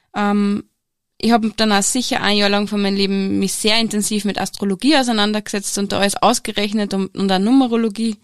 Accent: Steyr, Upper Austria, Austria; ich bin Zahnärztin und ich komme aus Steyr

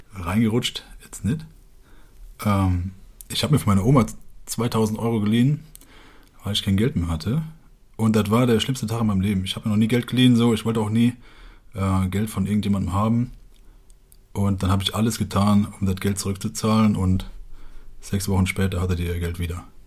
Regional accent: Westerwald, Germany

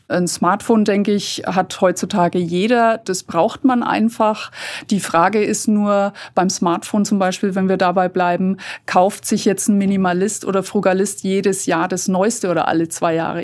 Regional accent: Fürth, Bavaria, Germany; bei uns in Fürth

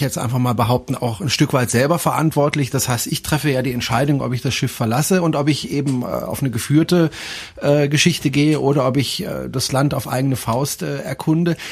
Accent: Germany

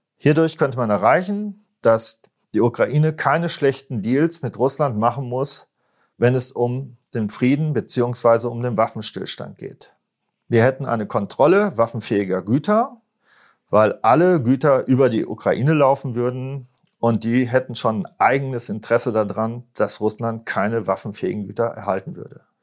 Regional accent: Germany; als Deutsche

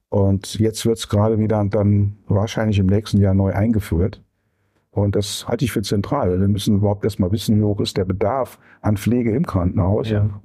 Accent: Saarbrücken, Saarland, Germany; Ja, ja, ich bin gebürtiger Saarländer und hat mich dann erst rausgetrieben. Dann war ich für die Bundesknappschaft in Bochum tätig.

